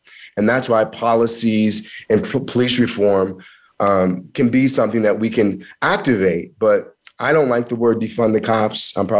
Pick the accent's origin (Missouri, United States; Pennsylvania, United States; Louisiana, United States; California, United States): Missouri, United States; also born or lived in Kansas; I'm from Missouri and Kansas, and we have something called you got to show me. It's a show me state.